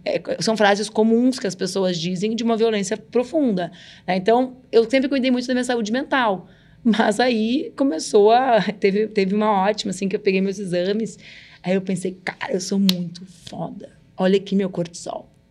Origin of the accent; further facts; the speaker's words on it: Brazil; moved away; lá na fronteira onde eu cresci